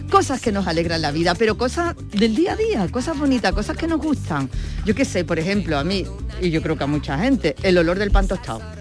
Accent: Gilena, Andalusia, Spain; Es de, mi pueblo, de Gilena.

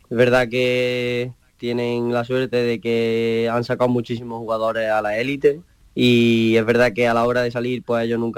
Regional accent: Estepa, Andalusia, Spain; accent: Estepa; also born or lived in Barcelona; Ese acento es de Estepa, ¿no? Sí, bueno, nací en Barcelona, pero de chico, sí, de muy chico me vine para aquí

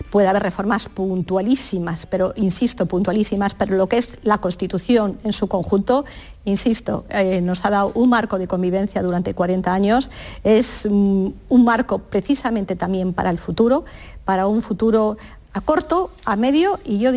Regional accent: Barcelona, Catalonia, Spain; Soy de Barcelona y lo que más me ha gustado es las luces de Navidad

